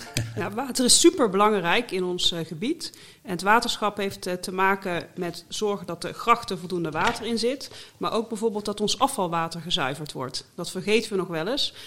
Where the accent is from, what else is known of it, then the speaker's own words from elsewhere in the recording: North Brabant, Netherlands; accent: Brabants; now in The Hague, Netherlands; Ik ben geboren en getogen Brabander